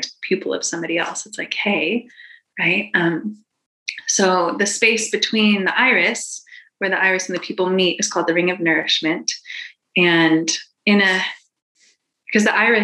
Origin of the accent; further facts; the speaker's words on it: Boulder, Colorado, United States; I'm from Boulder